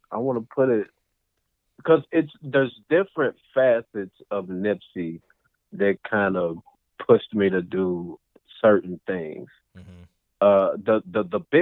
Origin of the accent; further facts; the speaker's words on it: United States; I'm from Victory Park